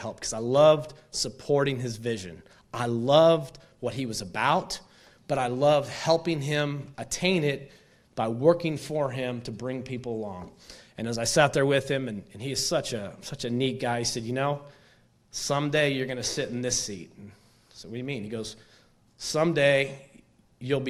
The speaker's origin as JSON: {"language": "English", "town": "Stillwater", "region": "Oklahoma", "country": "United States", "tie": "born or raised there", "also_born_or_lived": "Raleigh, North Carolina / Atlanta, Georgia / Phoenix, Arizona / Nashville", "moved": "as an adult", "said": "I grew up in Stillwater. This was my home for 24 or 5 years"}